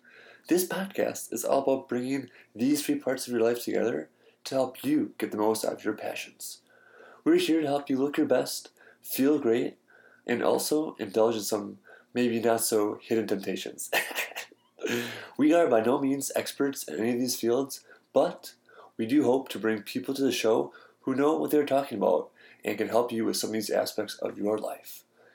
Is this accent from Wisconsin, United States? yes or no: yes; Wisconsin, United States; now in Chicago, United States; Obviously, I'm from Wisconsin